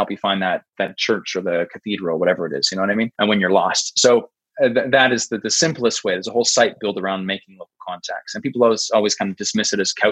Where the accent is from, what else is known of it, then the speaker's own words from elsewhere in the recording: Canada; I'm a Canadian guy.